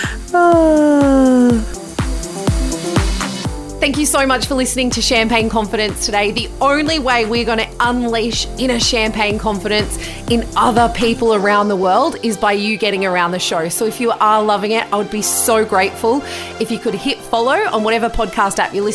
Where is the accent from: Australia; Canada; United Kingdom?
Australia; Bathurst, New South Wales; growing up in Bathurst